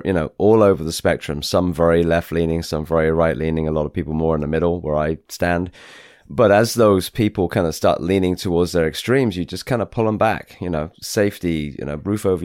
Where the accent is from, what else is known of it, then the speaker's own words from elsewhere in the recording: England, United Kingdom; moved away as an adult; now in United States; from England, so I'm English, but I've served the US for 20 years.